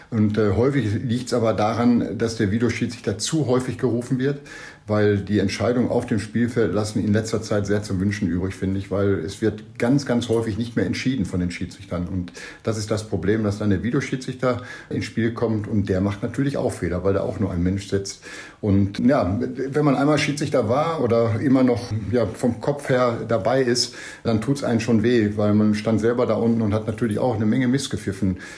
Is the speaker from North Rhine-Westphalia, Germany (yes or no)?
yes; Cologne, North Rhine-Westphalia, Germany; Als Kölner tut man sich mit dem ja so ein bisschen schwer